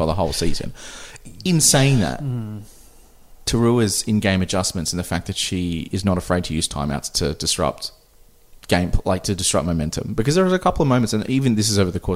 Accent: Sunshine Coast, Queensland, Australia; I'm from the Sunshine Coast

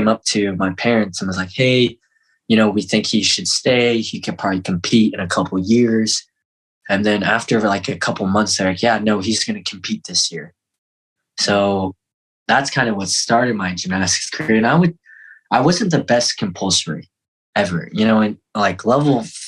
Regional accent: Fort Collins, Colorado, United States; also born or lived in Seoul, South Korea / Denver; we grew up on a farm in Fort Collins

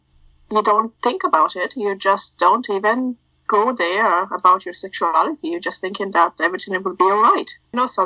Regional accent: Italy; accent: a hybrid of everything; moved away as an adult; now in Ireland; I was born and grew up in Italy, and then I moved to Ireland when I was 22, 23.

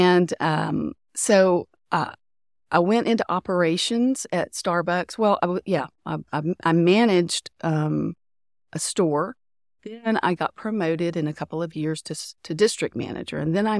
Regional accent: Tyler, Texas, United States; So I'm from the Tyler area in East Texas. So I went to Tyler Junior College for 1 year

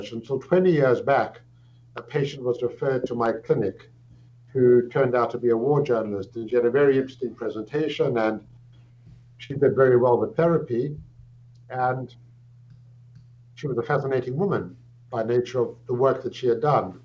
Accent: South Africa; moved away as an adult; also born or lived in England; now in Toronto, Canada; I'm South African by birth. I grew up in South Africa.

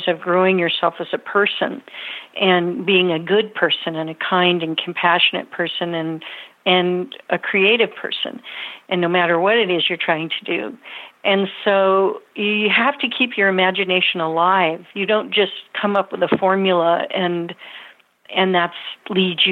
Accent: Napa Valley, California, United States; born or raised there; now in Middletown, United States

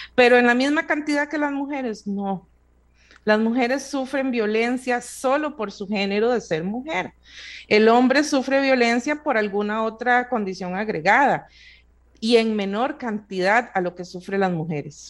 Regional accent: Costa Rica; nosotros como sociedad costarricense

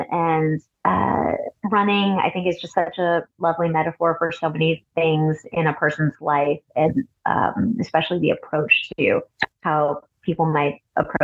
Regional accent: Cupertino, California, United States; also born or lived in San Francisco / Boston / Alameda; I was born in San Francisco, raised along the peninsula, mostly in Cupertino

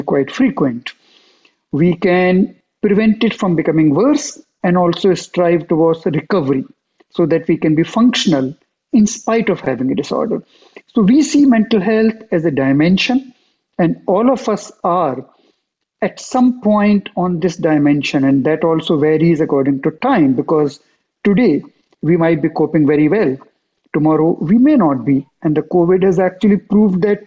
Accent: India; moved away as an adult; also born or lived in Geneva, Switzerland; now in United States; after 20 years of doing that in my home country, India, I moved to Geneva

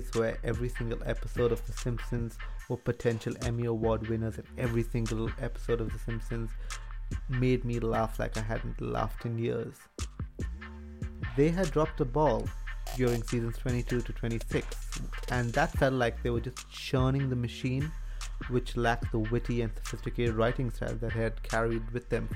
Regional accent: India; I'm Indian and I'm Catholic

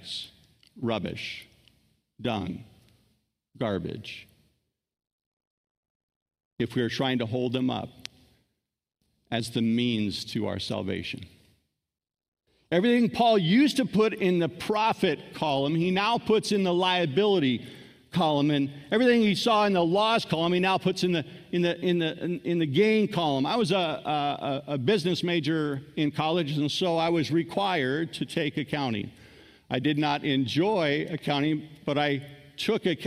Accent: United States; I'm an American

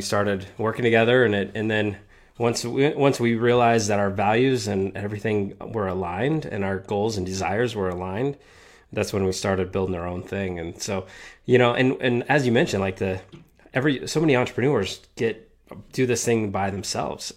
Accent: Denver, Colorado, United States; we stay in the great state of Colorado

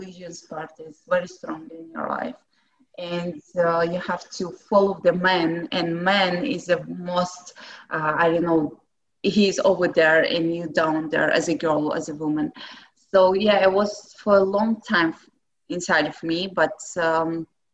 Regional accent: Dagestan, Russia; English is a second language; moved away as an adult; also born or lived in St. Petersburg, Russia; now in Budapest, Hungary; I came from originally from there, from that part. And I'm Avaric.

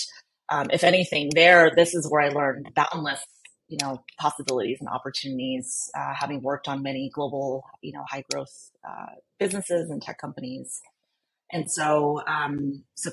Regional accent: California, United States; also born or lived in Philippines; I grew up here in California, but was born in the Philippines, and so my family and I immigrated to the U.S. when I was 5

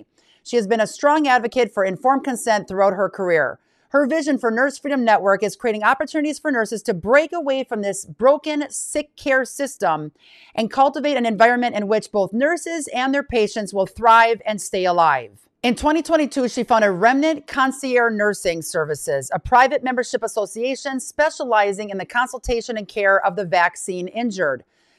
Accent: Pulaski, Wisconsin, United States; she was literally 20 minutes away from my hometown in Pulaski, Wisconsin.

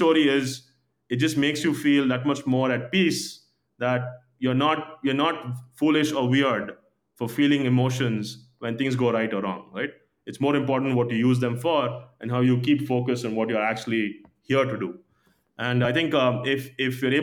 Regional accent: India; growing up in India

